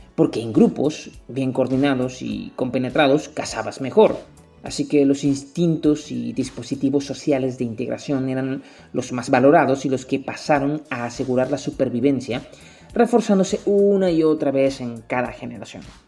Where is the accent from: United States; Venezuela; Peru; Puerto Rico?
Venezuela; Como venezolano